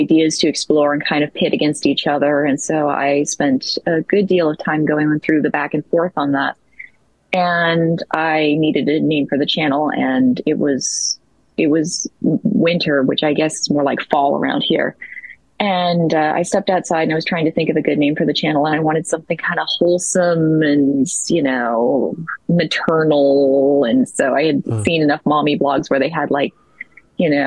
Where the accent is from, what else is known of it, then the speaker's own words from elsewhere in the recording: the North, United States; moved away as an adult; now in the South, United States; I grew up in the North. I won't tell you where that is either necessarily, but I grew up in a very, very rural, very isolated northern area of the country.